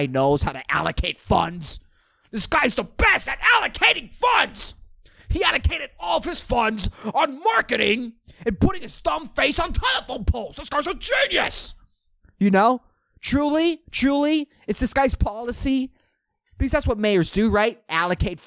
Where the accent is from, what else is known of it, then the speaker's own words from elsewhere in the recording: Puerto Rico; still living in my hometown